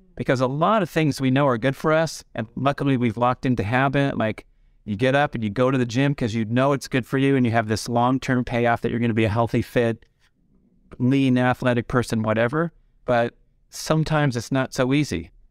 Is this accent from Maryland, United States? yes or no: no; Los Angeles, California, United States; growing up in the San Fernando Valley in the eighties